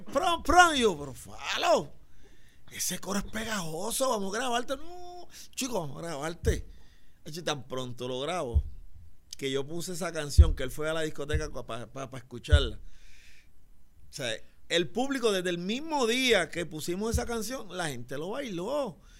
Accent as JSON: {"language": "Spanish", "town": "San Juan", "country": "Puerto Rico", "also_born_or_lived": "Barrio Obrero / Las Margaritas", "said": "Yo soy del bar, de La Perla, me mudé al barrio obrero, jangué en las Margaritas, corrí todos los caseríos"}